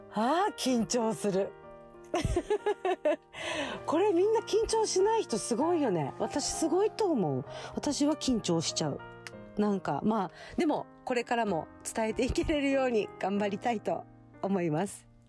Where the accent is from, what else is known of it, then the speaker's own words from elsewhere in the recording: Okinawa, Japan; 沖縄出身の、えー、沖縄在住で、まあ、生まれも育ちも沖縄っていうとこなんですけど